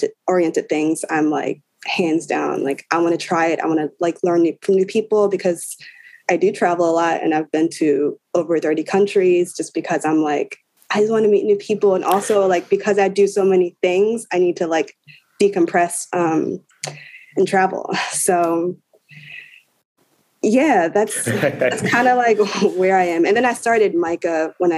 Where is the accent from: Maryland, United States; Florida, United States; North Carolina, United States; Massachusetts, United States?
Maryland, United States; Baltimore; also born or lived in Philadelphia; I'm from Baltimore